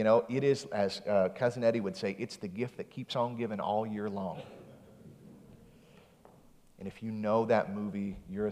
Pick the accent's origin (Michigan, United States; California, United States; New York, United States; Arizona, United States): Michigan, United States; West; I grew up in West Michigan